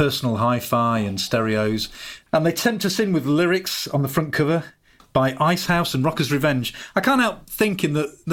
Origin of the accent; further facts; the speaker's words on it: Solihull, West Midlands, United Kingdom; I grew up in Solihull, just on the outskirts of Birmingham